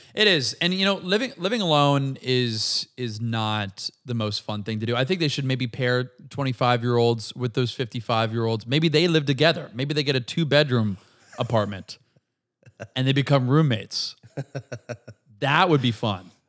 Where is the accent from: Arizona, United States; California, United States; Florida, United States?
Florida, United States; Brandon; moved away; also born or lived in Tampa, Florida; I'm from Brandon, Florida